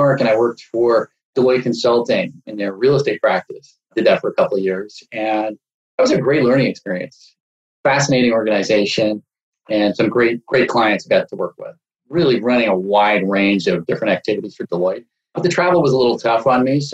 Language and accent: English; Montreal, Quebec, Canada; headed back home to Montreal, my hometown